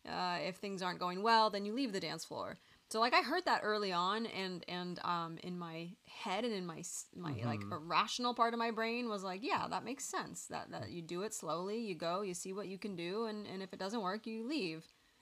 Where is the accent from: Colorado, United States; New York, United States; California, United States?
California, United States; I love your restaurant and I'm from the Bay Area.